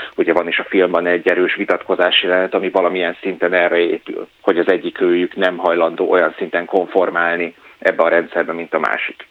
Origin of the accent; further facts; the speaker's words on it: Hungary; Magyarországról származom